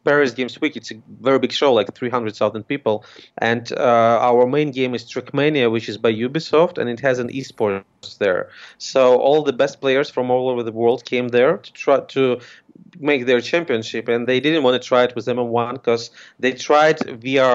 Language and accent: English; Ukraine; I'm from Ukraine